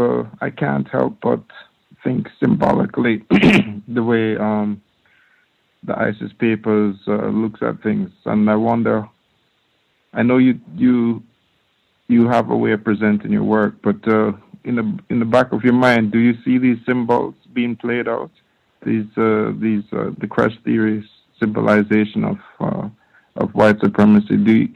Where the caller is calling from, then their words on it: Norway; I'm calling in from Norway.